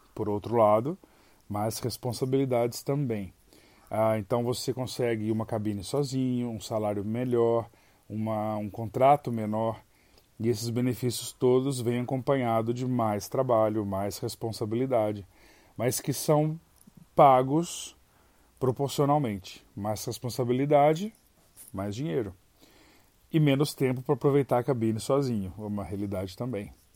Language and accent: Portuguese; Brazil; moved away as an adult